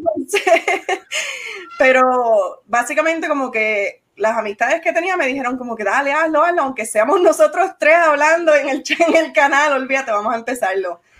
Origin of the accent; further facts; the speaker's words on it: Arecibo, Puerto Rico; yo soy de Arecibo